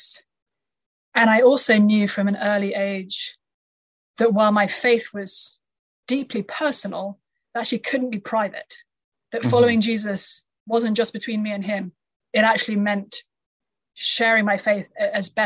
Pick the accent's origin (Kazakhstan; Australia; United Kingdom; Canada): United Kingdom; moved away as an adult; now in United States; I come from the UK. I lived there all through my childhood